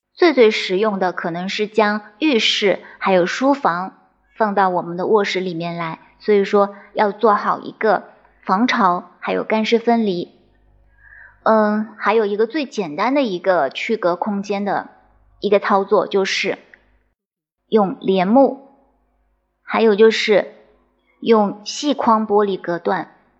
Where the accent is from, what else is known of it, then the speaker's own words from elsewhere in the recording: China; 我们中国人